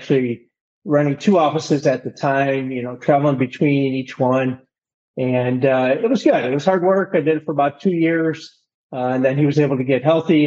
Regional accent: St. Clair Shores, Michigan, United States; I'm from Detroit, Michigan, and I grew up in an area called St. Clair Shores, which is a suburb outside of Detroit

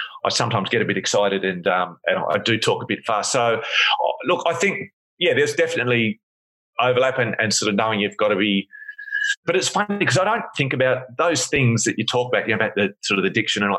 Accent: Sydney, New South Wales, Australia; moved away as an adult; now in Perth, Australia; I grew up in Sydney and I moved to Perth to study

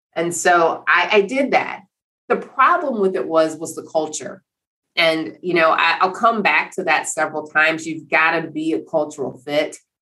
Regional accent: Cleveland, Ohio, United States; I grew up in Cleveland, Ohio.

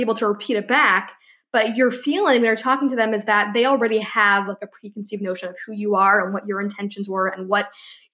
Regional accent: Ithaca, New York, United States; now in Los Angeles, United States; I grew up in Ithaca, New York, that's upstate

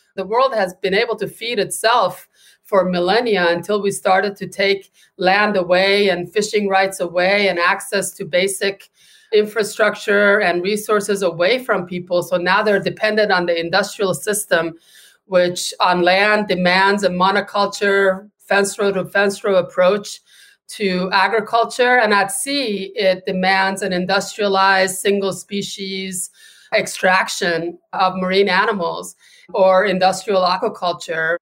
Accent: California, United States; now in Gloucester, United States; my home state of California

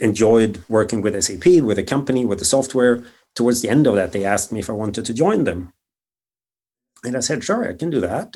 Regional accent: just outside of Stockholm, Stockholm County, Sweden; moved away as an adult; also born or lived in Germany; now in San Francisco, United States; grew up just outside of Stockholm

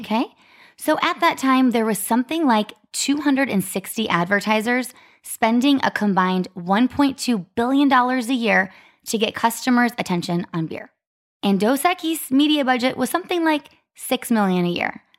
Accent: Arizona, United States; also born or lived in Ohio; I was from Arizona

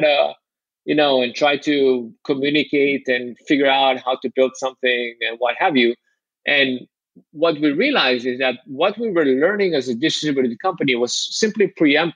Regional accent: Israel; moved away; I'm from Israel

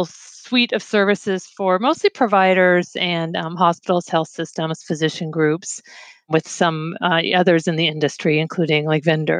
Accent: Los Angeles, California, United States; moved away as an adult; also born or lived in China; now in Boston, United States; I grew up in Los Angeles. I'm California, like my family back to the gold rush. My family's still all out on the West Coast, although my father's in the Bay Area and my mom's in the LA area.

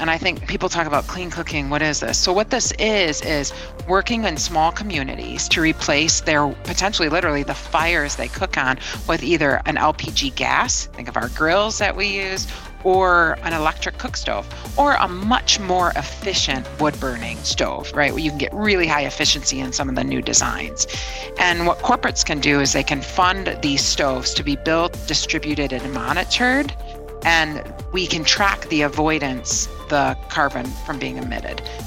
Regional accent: Detroit, Michigan, United States; moved away as an adult; now in London, United Kingdom; I'm born and raised in Detroit

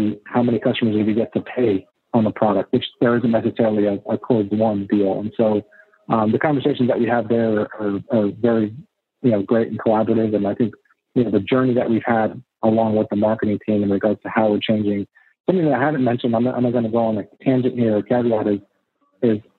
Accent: Austin, Texas, United States; I'm actually born and raised in Austin

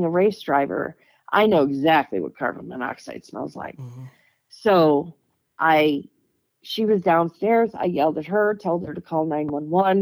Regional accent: Michigan, United States; moved away as an adult; also born or lived in Dayton, Ohio; I was in Dayton, Ohio, and I'm from Michigan

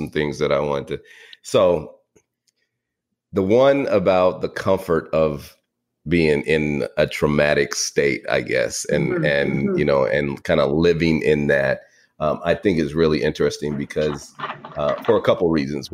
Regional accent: the Bay Area, California, United States; I'm from the Bay and, in California

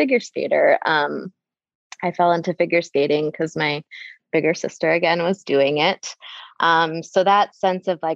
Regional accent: Wisconsin, United States; moved away as an adult; also born or lived in Bay Area, California; now in San Francisco Bay Area, United States; I grew up in Wisconsin in a really small town

